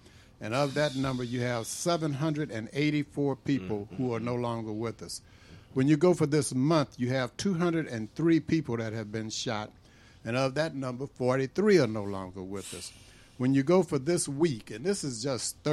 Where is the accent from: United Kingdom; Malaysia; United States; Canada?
United States; Berkeley, California; moved away; I was born in June in California